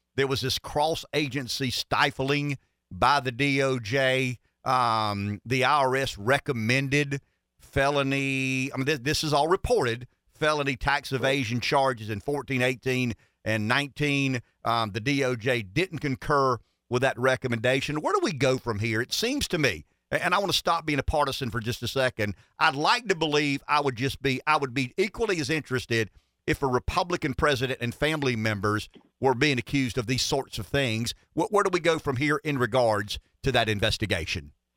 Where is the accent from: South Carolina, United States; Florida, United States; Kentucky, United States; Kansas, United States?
South Carolina, United States; Pamplico; I thought I was from Pamplico, so, you know, we, one, one small town